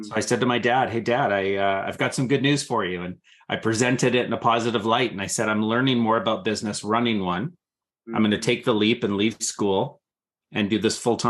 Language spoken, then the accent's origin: English; San Francisco, California, United States; I was born in San Francisco, California